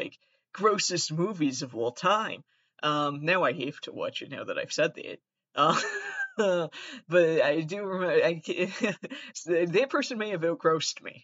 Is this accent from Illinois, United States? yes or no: no; Massachusetts, United States; also born or lived in Fall River; I'm from Massachusetts